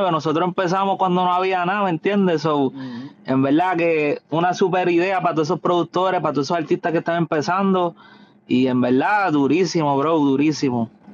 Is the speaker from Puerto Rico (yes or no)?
yes; the West of Puerto Rico, Puerto Rico; yo soy de allá, somos de allá del West, de Puerto Rico